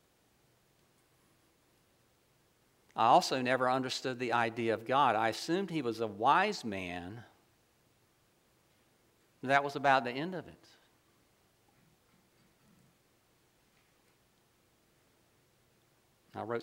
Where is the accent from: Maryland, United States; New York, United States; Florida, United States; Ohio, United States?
Florida, United States; Ocala; I grew up in Ocala